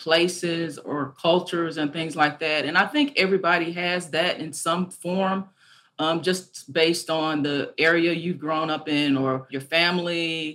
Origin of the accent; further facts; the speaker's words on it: Arkansas, United States; also born or lived in Nashville, Tennessee; growing up in Arkansas, I used to travel with my family quite a bit